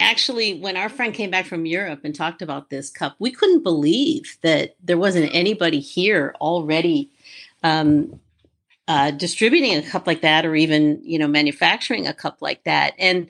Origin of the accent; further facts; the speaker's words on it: Midwest, United States; moved away as an adult; also born or lived in Los Angeles; Well, I grew up in the Midwest and moved to LA, probably about 30 years ago